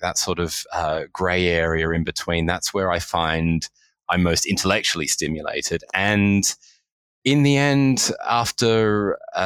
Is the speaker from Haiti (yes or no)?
no; Australia; moved away as an adult; also born or lived in United Kingdom; now in London, United Kingdom; I was born and raised in Australia and moved to the UK about 12 years ago.